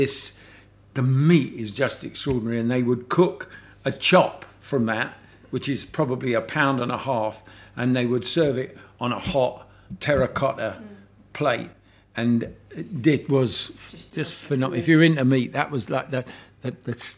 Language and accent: English; London, United Kingdom; I'm from London